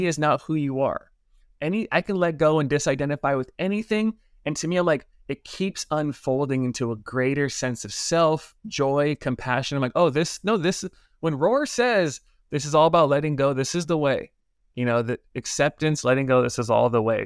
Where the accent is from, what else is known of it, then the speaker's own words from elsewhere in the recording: Los Angeles, California, United States; I grew up in Los Angeles area, LA Unified School District